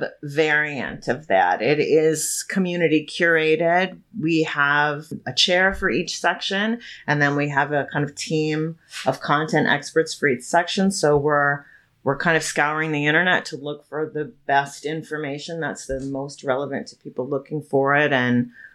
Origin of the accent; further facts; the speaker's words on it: Chicago, Illinois, United States; moved away; I'm from here. I'm a Chicagoan by birth, but I was gone for about 20 years. I came back five years ago.